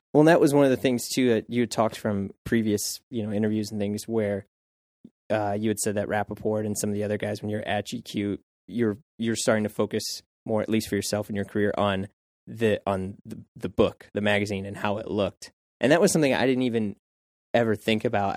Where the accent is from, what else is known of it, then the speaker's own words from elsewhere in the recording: St. Louis, Missouri, United States; moved away as an adult; now in New York, United States; I was in Saint Louis